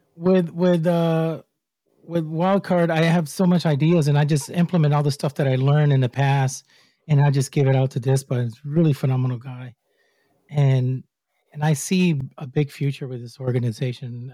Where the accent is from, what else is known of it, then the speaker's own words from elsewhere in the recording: Puerto Rico; I'm from Puerto Rico.